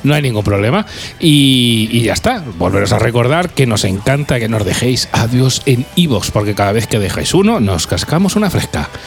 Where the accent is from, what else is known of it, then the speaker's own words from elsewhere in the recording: Guadalajara, Castilla-La Mancha, Spain; now in Albacete, Spain; yo aparte soy de Guadalajara, hombre, que soy de allí de la tierra